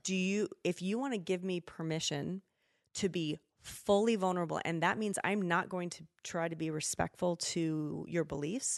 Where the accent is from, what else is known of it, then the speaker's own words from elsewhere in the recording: Spokane, Washington, United States; moved away as an adult; now in Idaho, United States; I grew up in Spokane